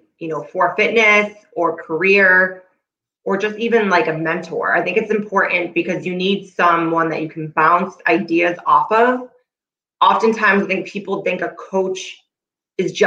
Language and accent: English; North Shore, Massachusetts, United States; I live in Massachusetts, born and raised on the North Shore